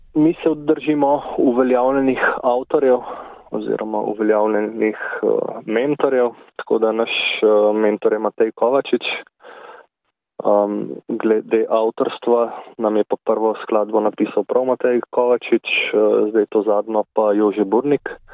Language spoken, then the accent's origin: Slovenian; Grosuplje, Central Slovenia, Slovenia; Jaz prihajam z Grosuplja. Tukaj sem hodil tudi v nižjo glasbeno šolo